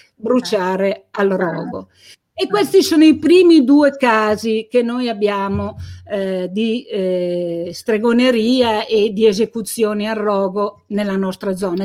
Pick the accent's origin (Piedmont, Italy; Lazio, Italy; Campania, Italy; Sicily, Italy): Piedmont, Italy; Carbonara Scrivia; a Carbonara, il mio paese di origine